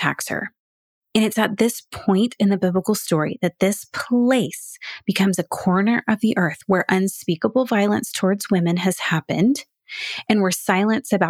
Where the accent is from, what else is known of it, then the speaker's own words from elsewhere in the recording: Houston, Texas, United States; I'm a true Houstonian. I was born and raised there